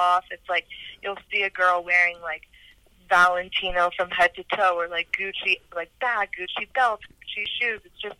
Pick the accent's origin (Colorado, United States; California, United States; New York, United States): California, United States; Los Angeles; also born or lived in Santa Barbara, California; coming back to L.A.